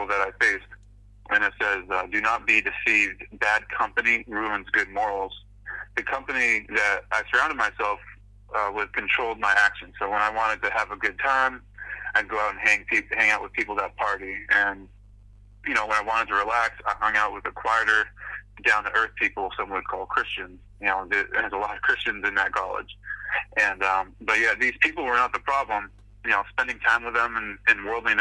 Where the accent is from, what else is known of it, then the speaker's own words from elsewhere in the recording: Falmouth, Massachusetts, United States; I grew up in Falmouth, Massachusetts. It's a little town on Cape Cod, on the east coast of Massachusetts